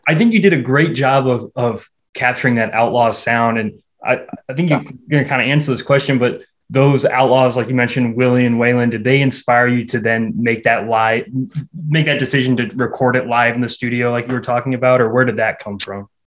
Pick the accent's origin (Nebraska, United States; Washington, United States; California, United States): Nebraska, United States; Omaha; born or raised there